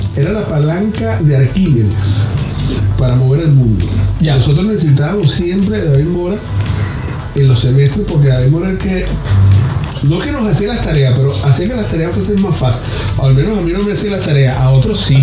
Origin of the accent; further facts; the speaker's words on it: La Victoria, Aragua, Venezuela; de la ciudad de donde yo soy, o del pueblo donde yo soy, que es La Victoria, Estado Aragua